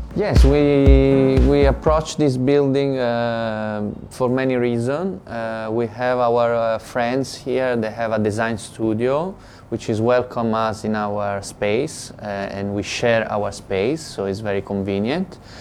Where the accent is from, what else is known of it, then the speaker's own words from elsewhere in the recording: Rome, Lazio, Italy; English is a second language; now in Shanghai, China; I'm from Rome